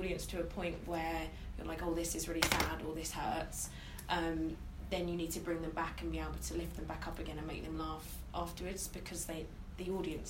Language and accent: English; Brighton, South East England, United Kingdom; growing up in Brighton and the kind of bubble that we live in here